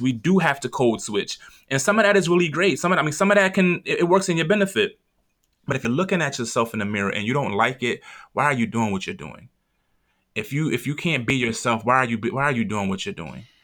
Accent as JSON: {"language": "English", "town": "Philadelphia", "region": "Pennsylvania", "country": "United States", "said": "I'm from North Philly"}